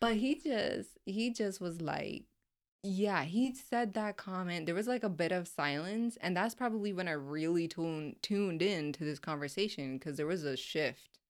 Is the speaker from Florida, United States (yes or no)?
yes; Florida, United States; I'm just coming from Florida